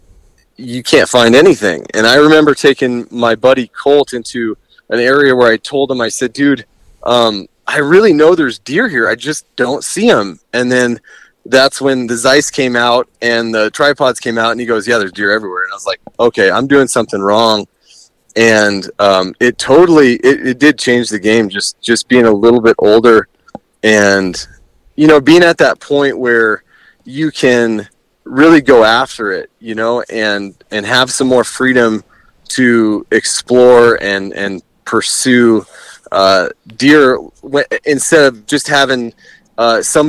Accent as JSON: {"language": "English", "town": "Tucson", "region": "Arizona", "country": "United States", "tie": "born or raised there", "said": "I kind of grew up in the Tucson area"}